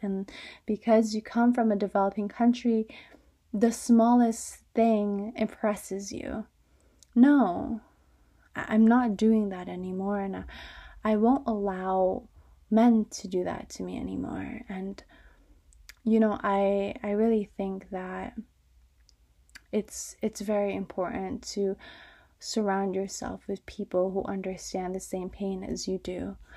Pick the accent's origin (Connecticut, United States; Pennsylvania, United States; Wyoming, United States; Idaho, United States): Connecticut, United States; suburban; I'm from suburban Connecticut